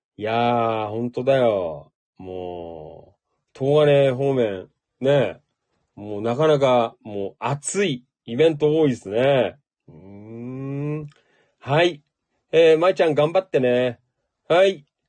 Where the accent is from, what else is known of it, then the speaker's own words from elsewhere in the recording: Noda, Chiba, Japan; moved away as an adult; now in Kashiwa, Japan; 野田で生まれ育った